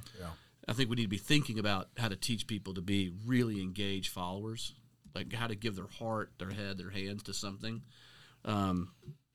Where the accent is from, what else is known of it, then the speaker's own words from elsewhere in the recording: Middle Tennessee, United States; we're both from Middle Tennessee.